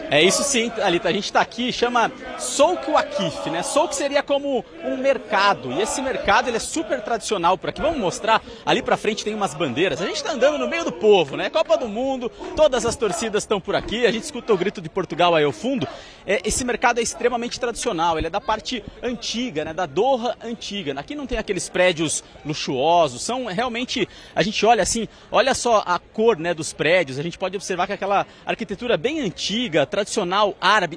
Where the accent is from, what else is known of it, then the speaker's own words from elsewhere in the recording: Brazil; Nós somos brasileiros